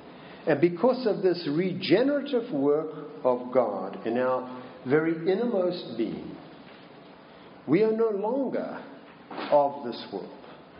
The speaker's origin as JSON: {"language": "English", "region": "Minnesota", "country": "United States", "said": "I say, \"I'm from Minnesota.\" Which is true, but it doesn't quite explain the accent, does it? Because it's not a Minnesotan accent either."}